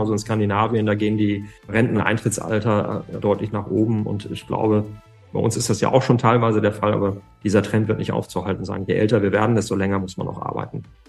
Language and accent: German; Germany; bei uns in Deutschland und in Europa